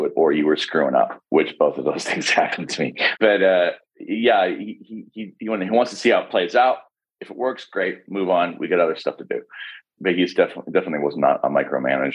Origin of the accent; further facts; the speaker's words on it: Vancouver, British Columbia, Canada; also born or lived in Texas; now in Los Angeles, United States; I'm from Vancouver